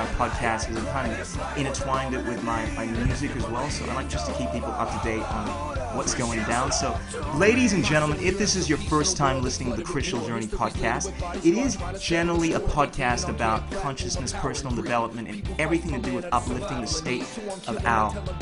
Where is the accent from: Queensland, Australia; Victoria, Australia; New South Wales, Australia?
Victoria, Australia; Melbourne; born or raised there; also born or lived in Ghana